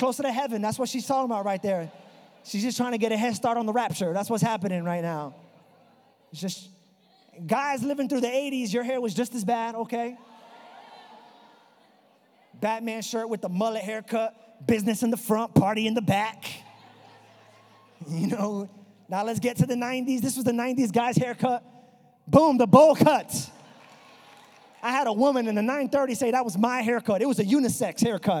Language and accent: English; New York, United States; accent: New York; It's my New York accent